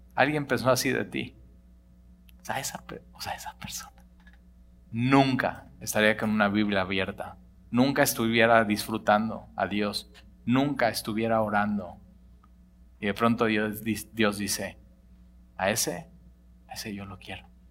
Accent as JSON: {"language": "Spanish", "country": "Mexico", "said": "los que somos de México nos llamamos mexicanos"}